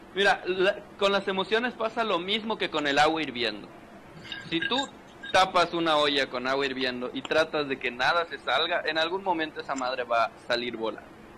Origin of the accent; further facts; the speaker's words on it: Valladolid, Yucatán, Mexico; nosotros somos de Valladolid